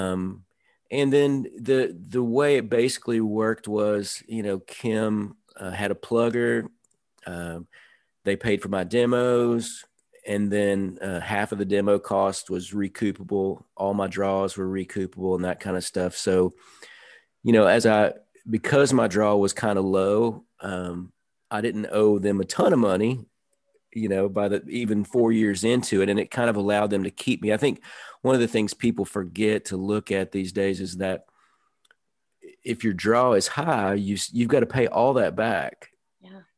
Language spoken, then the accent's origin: English; Nashville, Tennessee, United States; I grew up in Nashville in the suburbs